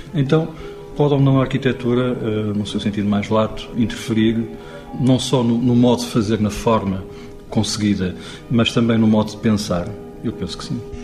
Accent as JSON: {"language": "Portuguese", "country": "Portugal", "said": "nós, enquanto portugueses"}